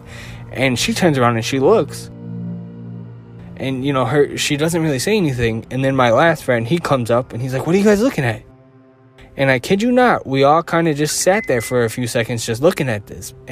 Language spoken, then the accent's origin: English; Chicago, Illinois, United States; I'm from Chicago